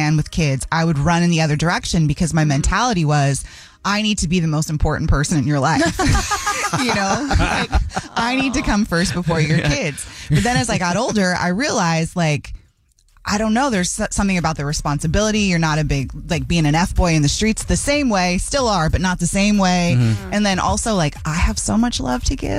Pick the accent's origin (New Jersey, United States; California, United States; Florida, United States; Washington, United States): Washington, United States; Bellevue; now in Kirkland, United States; I grew up in Bellevue